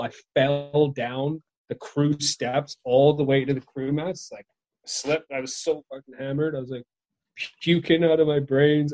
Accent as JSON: {"language": "English", "town": "Victoria", "region": "British Columbia", "country": "Canada", "tie": "born or raised there", "said": "my hometown's named after the Queen, Queen Victoria."}